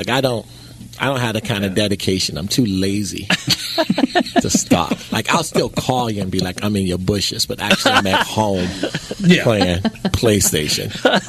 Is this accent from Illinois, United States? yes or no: yes; Chicago, Illinois, United States; Well, I'm from Chicago. Guns is my strength.